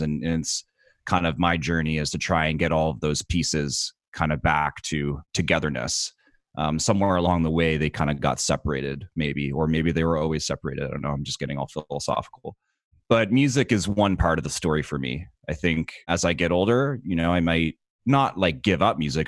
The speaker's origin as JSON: {"language": "English", "town": "Dartmouth", "region": "Nova Scotia", "country": "Canada", "said": "I'm from Dartmouth"}